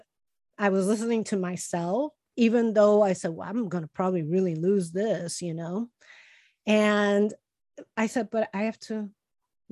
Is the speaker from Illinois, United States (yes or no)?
yes; Chicago, Illinois, United States; I grew up poor in Chicago